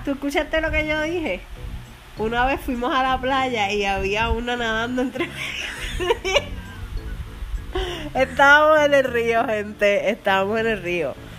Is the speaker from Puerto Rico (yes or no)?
yes; Arecibo, Puerto Rico; accent: puertorriqueño; Pues somos puertorriqueños. Así que casi pues somos de Arecibo